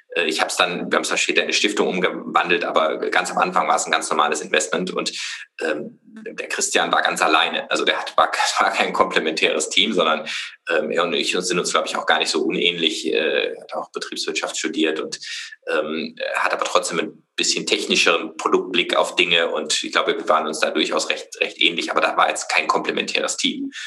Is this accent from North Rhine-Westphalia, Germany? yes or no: no; Freiburg, Baden-Württemberg, Germany; ich komme aus Freiburg